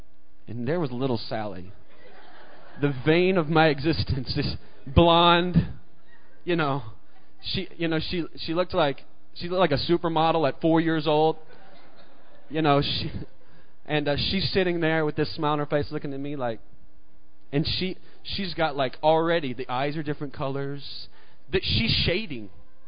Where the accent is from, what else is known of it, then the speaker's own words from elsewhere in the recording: Mississippi, United States; I grew up in Mississippi, and I remember being in this kindergarten class, and it's one of the earliest memories I have.